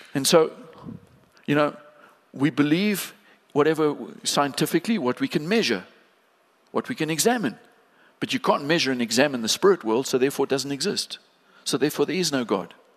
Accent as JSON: {"language": "English", "town": "East London", "region": "Eastern Cape", "country": "South Africa", "tie": "born or raised there", "said": "we as a family, we grew up in East London"}